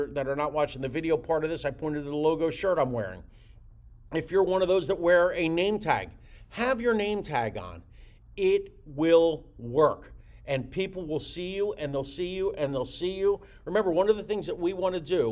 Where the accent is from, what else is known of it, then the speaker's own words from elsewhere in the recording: Jersey Shore, greater Philadelphia area, New Jersey, United States; moved away as an adult; now in Florida, United States; I'm from the greater Philadelphia area, I'm from the Jersey Shore.